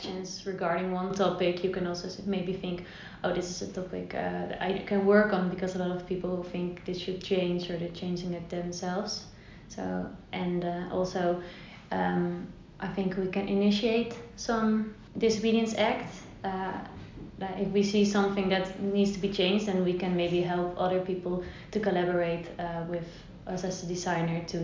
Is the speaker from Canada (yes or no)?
no; Netherlands; also born or lived in Zwolle / Leiden; I'm from the Netherlands and living here for all my life.